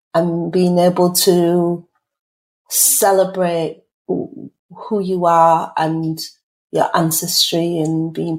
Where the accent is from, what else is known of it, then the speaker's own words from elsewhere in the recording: Leeds, Yorkshire and the Humber, United Kingdom; For me, culture, I'm Caribbean. My parents are from St. Kitts and Nevis. I grew up in Chapeltown in Leeds.